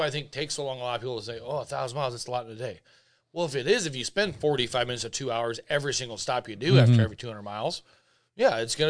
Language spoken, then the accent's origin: English; Florida, United States; Oh, I'm from Florida, dude.